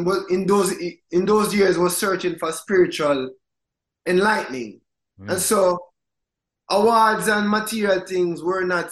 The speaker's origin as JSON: {"language": "English", "country": "Jamaica", "tie": "born or raised there", "moved": "yes", "said": "we grew up in Jamaica."}